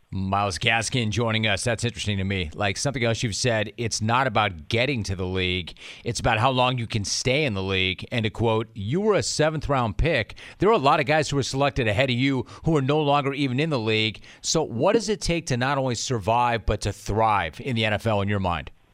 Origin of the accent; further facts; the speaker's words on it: Los Angeles, California, United States; I grew up in the eight one eight